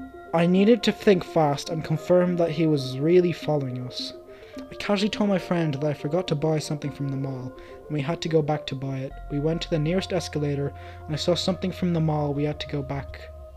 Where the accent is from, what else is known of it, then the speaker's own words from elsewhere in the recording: Orlando, Florida, United States; I grew up in Orlando, Florida, and my dad was an alcoholic and a pedophile.